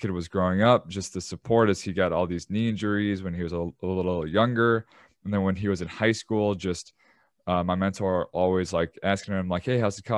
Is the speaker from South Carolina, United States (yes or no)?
no; Chicago, Illinois, United States; I'm from Chicago